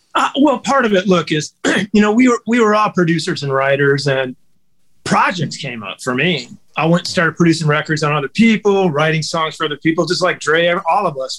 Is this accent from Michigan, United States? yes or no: yes; Detroit, Michigan, United States; I'm from Detroit, and I got Motown roots